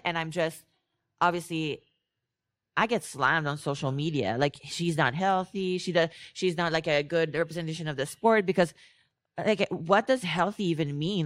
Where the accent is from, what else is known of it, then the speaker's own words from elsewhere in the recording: Canada; I'm Canadian